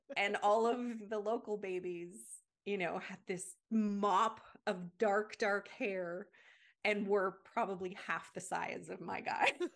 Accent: Canada; moved away as an adult; also born or lived in United States / Germany / Indonesia; I'm from Canada

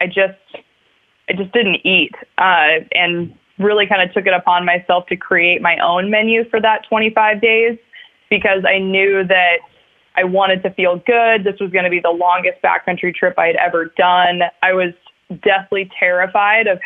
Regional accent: Girdwood, Alaska, United States; I grew up in Bird Creek in Girdwood, which is just south of Anchorage.

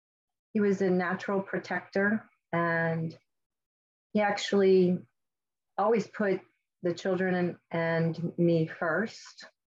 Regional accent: Fort Wright, Kentucky, United States; So I grew up in Fort Wright, Kentucky. I am back in my parents' home in my childhood bedroom as I'm waiting for my home to be built.

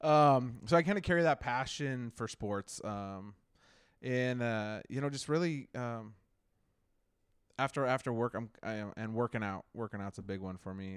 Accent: Marysville, Washington, United States; also born or lived in Alaska; here when I was six months old to Old Marysville, Washington, and I have never left

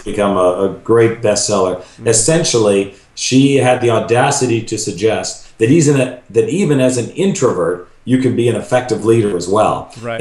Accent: Vancouver, British Columbia, Canada; now in Chicago, United States; I'm a Vancouver boy

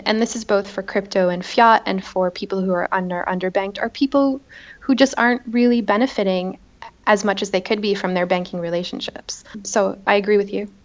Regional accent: Boston, Massachusetts, United States; moved away as an adult; also born or lived in Beirut; now in Paris, France; I was raised and I lived there my whole life

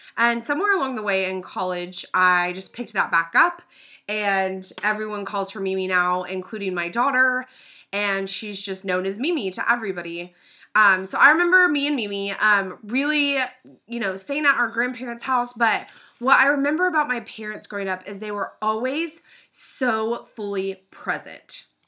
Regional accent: Oklahoma City, Oklahoma, United States; I was born and raised in Oklahoma City

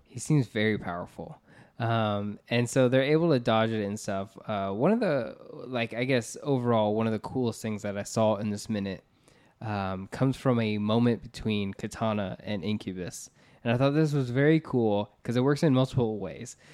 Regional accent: United States; We're from the Florida, Georgia area

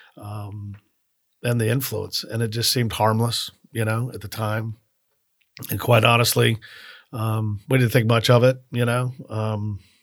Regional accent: Miami, Florida, United States; now in Tallahassee, United States; I grew up in Miami

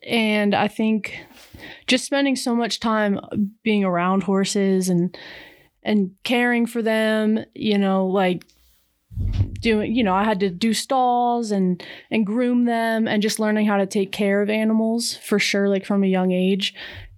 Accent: Pennsylvania, United States; now in Montana, United States; I grew up in Pennsylvania

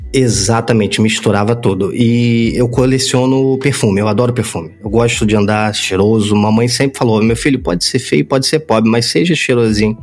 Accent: Rio de Janeiro, Brazil; eu sou do Rio de Janeiro

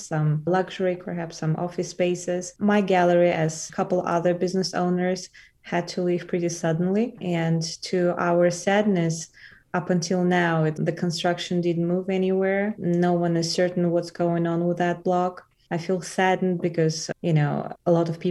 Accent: Elista, Kalmykia, Russia; also born or lived in Moscow, Russia / New York, United States; now in Boulder, United States; I was born in a place called Elista. It's the capital of Kalmyk Republic.

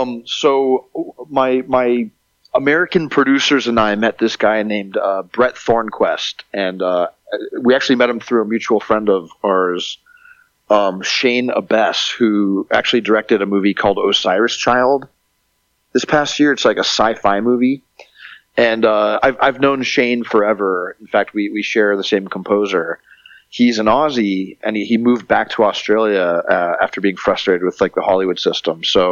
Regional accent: Montreal, Quebec, Canada; born there; I'm a mutt. I'm like half Canadian. I was born in Montreal.

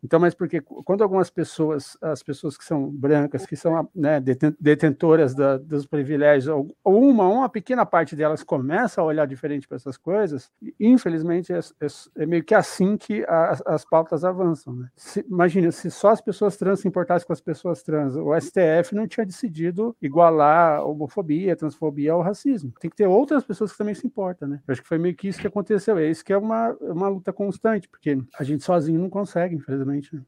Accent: Paraná, Brazil; now in São Paulo, Brazil; eu sou do Paraná, moro em São Paulo

